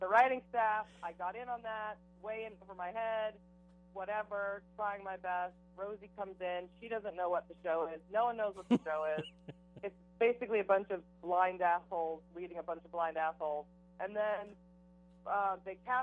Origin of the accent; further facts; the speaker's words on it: Boston, Massachusetts, United States; also born or lived in New York; now in Seattle, United States; I'm originally from Boston.